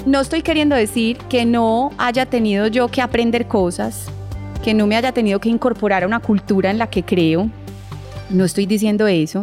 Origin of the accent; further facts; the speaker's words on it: Colombia; Somos colombianos y nos sentimos orgullosos de eso